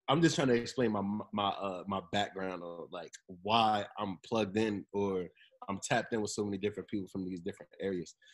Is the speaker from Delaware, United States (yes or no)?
yes; Seaford, Delaware, United States; born there; I was born in Delaware in Seaford, mad random.